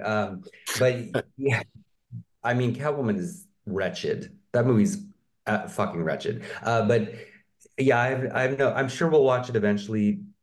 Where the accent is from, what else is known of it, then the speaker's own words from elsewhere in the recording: Minnesota, United States; I'm from Minnesota